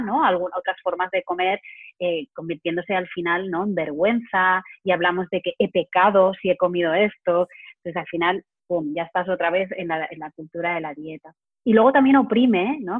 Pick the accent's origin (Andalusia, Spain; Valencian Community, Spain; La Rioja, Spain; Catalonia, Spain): Catalonia, Spain; Barcelona; soy de Barcelona